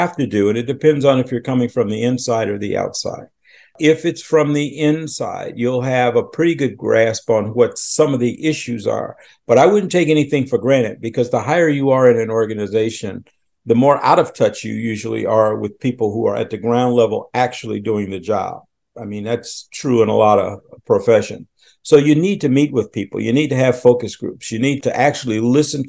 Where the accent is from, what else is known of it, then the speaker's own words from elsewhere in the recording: Chicago, Illinois, United States; moved away as an adult; also born or lived in Washington, D.C. / Philadelphia; I'm originally from Chicago.